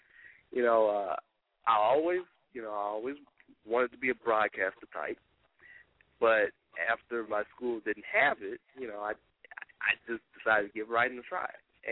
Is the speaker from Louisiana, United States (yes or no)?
yes; Shreveport, Louisiana, United States; I am actually from Shreveport, and that is my home, and, you know, that's where I'm living at right now